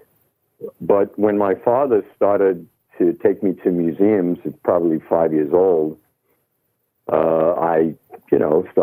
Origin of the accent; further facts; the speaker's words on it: New York City, New York, United States; moved away as an adult; also born or lived in London / Los Angeles; I'm born and raised in Manhattan. Actually, Brooklyn for a very short time, Brooklyn, New York